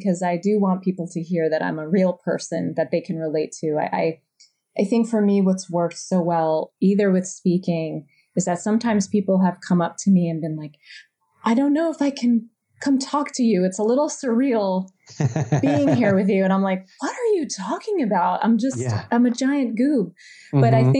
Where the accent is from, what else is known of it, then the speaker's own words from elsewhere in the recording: New Jersey, United States; moved away as an adult; I grew up on the Jersey Shore and also had to sort of deprogram my accent when I started musical theater, and then things became very formal and emphasized.